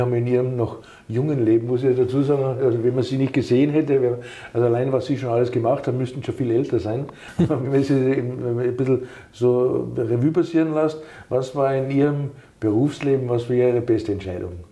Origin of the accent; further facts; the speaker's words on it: Austria; now in Germany; einen Migrationshintergrund haben, so wie ich, ich komme aus Österreich